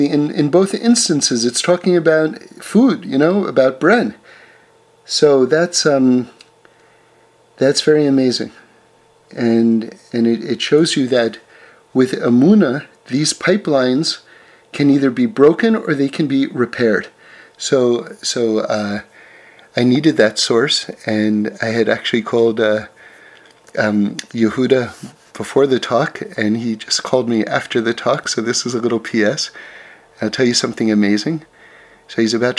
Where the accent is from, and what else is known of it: New York City, New York, United States; born or raised there